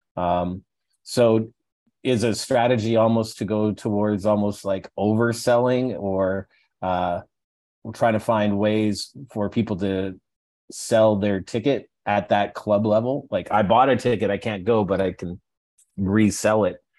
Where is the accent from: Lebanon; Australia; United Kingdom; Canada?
Canada; Alberta; I'm from Alberta